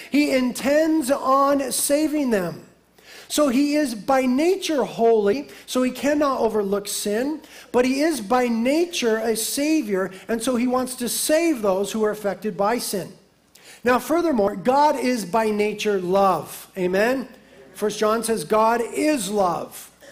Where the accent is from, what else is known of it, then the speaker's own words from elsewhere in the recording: United States; as American Christians